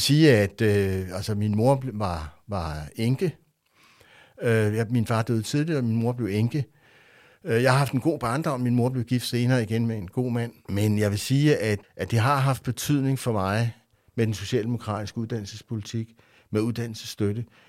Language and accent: Danish; Rødovre, Capital Region of Denmark, Denmark; Jeg voksede op i Rødovre